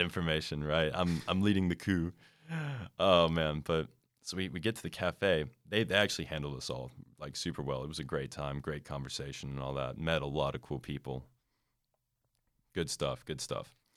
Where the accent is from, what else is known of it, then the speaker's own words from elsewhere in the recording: United States; United States